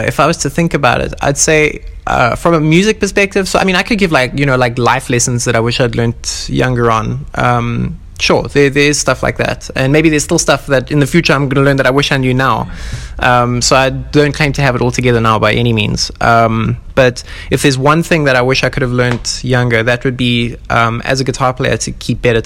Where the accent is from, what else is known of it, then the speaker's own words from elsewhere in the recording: South Africa; I'm from Africa